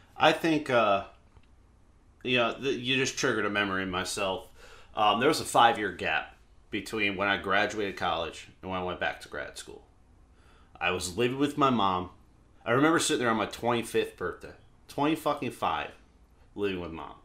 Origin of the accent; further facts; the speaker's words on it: the South, United States; moved away; I am from the South originally